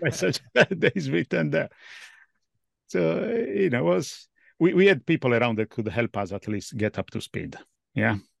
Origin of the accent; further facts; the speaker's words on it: Italy; moved away as an adult; now in London, United Kingdom; I was born in Italy at least, but I'm based in London